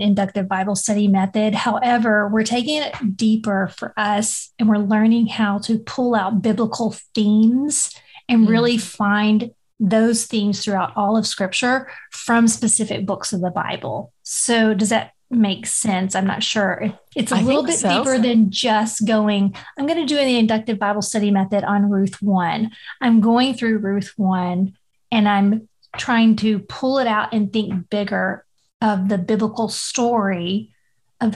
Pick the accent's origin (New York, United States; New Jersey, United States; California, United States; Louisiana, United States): Louisiana, United States; now in Texas, United States; In Louisiana, I grew up in the middle of a cotton field